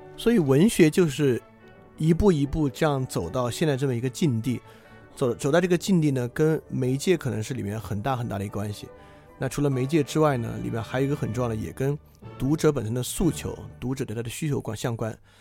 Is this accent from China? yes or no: yes; China; 我们同属的这个中国人群体